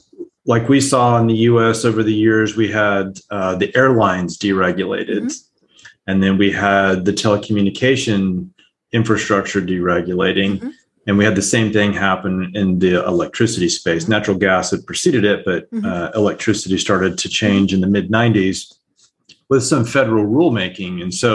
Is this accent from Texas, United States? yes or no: yes; El Paso, Texas, United States; also born or lived in Calgary; now in Houston, United States; So I grew up in El Paso and Calgary, so it's not terrible, but you get right.